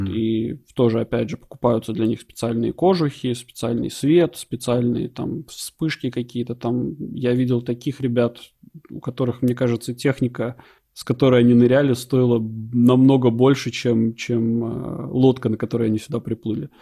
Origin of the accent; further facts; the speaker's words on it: Latvia; moved away; оба мы из Латвии